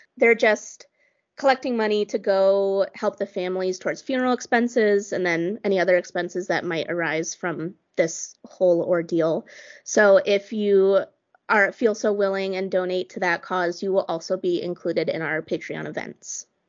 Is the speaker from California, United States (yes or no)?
no; Colorado Springs, Colorado, United States; moved away; Emily and I grew up in Colorado Springs, and although we both don't live there now